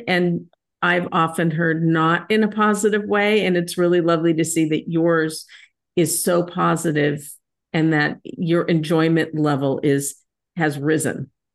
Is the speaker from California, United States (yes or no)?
yes; San Diego, California, United States; It's my hometown